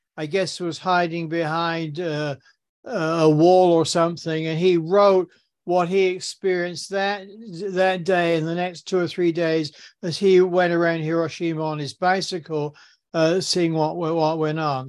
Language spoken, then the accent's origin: English; Southampton, South East England, United Kingdom; moved away as an adult; now in New York, United States; I grew up in, in Southampton, uh, in, in England